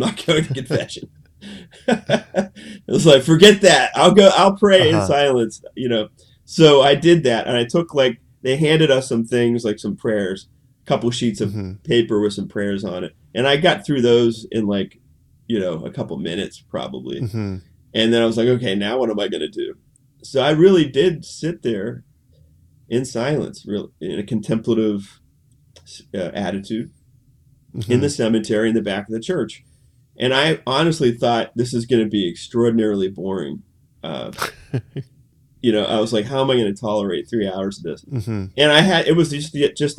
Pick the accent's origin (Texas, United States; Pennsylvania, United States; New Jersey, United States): Pennsylvania, United States; Pittsburgh; moved away as an adult; I grew up in Pittsburgh